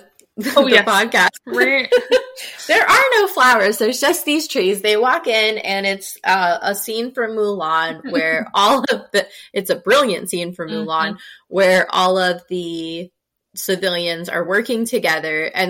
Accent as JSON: {"language": "English", "region": "Midwest", "country": "United States", "tie": "born or raised there", "moved": "yes", "lives_now": "Las Vegas, United States", "said": "I grew up in the Midwest"}